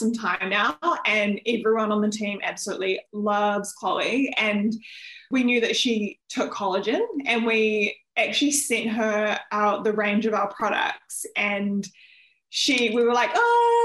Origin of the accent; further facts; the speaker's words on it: New Zealand; moved away as an adult; also born or lived in Melbourne, Australia; I'm originally from New Zealand, and when I was 18, I actually moved to Melbourne in Australia